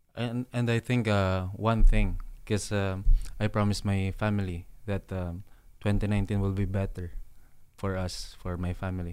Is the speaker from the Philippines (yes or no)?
yes; Iloilo City, Western Visayas, Philippines; moved away; I'll go back to Iloilo, um, um, you know, make an academy or to give back to my hometown